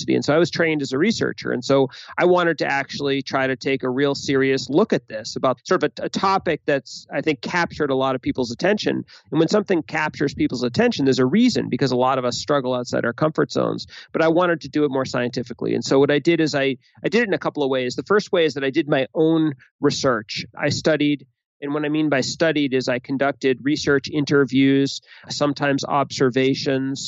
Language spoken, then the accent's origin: English; Boston, Massachusetts, United States; I'm from Boston.